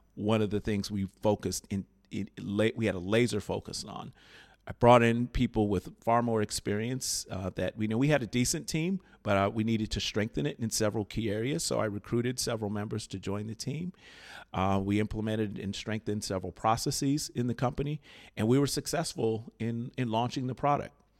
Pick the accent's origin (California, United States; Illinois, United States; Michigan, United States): Illinois, United States; Chicago; I grew up in Chicago, Illinois